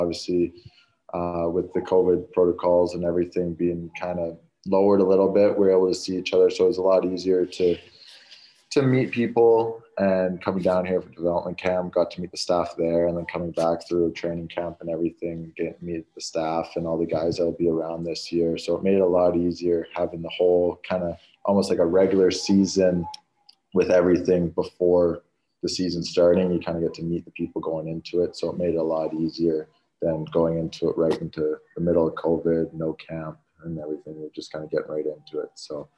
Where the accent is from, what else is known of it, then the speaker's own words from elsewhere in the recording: North Vancouver, British Columbia, Canada; Obviously, growing up, you're just outside of the city, but you still kind of have the big city feel, like you said.